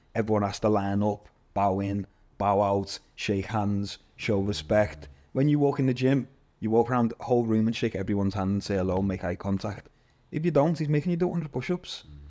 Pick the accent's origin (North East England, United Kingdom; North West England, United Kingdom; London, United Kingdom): North West England, United Kingdom; Liverpool; moved away as an adult; also born or lived in Malaysia; I'm from Liverpool. I've never really seen no different cultures